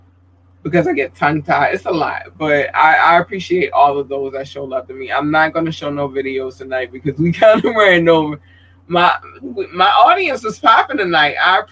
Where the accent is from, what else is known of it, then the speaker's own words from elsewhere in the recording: Baltimore, Maryland, United States; also born or lived in North Carolina; That's my home state, if you didn't know. I was born there, and then I was raised in Baltimore.